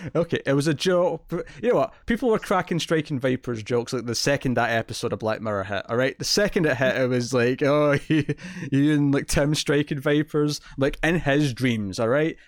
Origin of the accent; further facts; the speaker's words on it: Scotland, United Kingdom; I'm Scottish